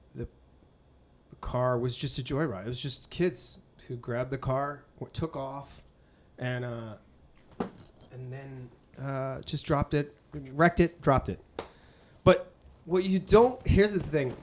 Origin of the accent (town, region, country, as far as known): Boston, Massachusetts, United States; born or raised there; moved away